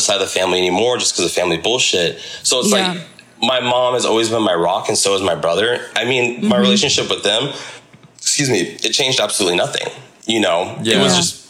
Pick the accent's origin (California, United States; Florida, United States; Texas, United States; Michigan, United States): California, United States; Simi Valley; including myself here in Simi Valley